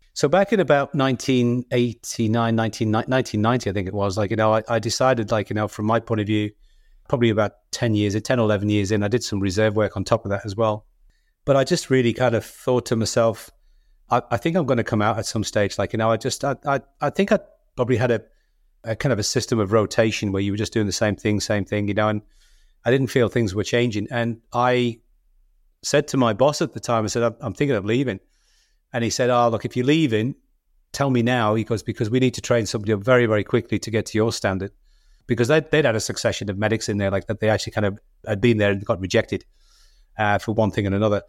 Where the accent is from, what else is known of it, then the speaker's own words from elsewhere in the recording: Liverpool, North West England, United Kingdom; moved away as an adult; I come from Liverpool